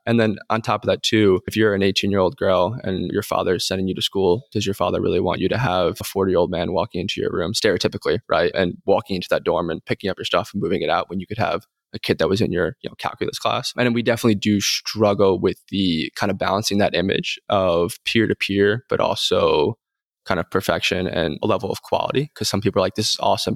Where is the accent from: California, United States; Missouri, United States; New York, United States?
New York, United States; also born or lived in North Carolina; now in Texas, United States; I'm from New York.